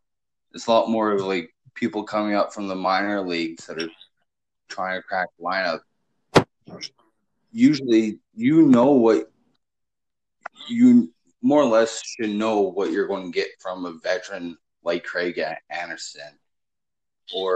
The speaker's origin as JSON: {"language": "English", "country": "Canada", "said": "We're both from Canada"}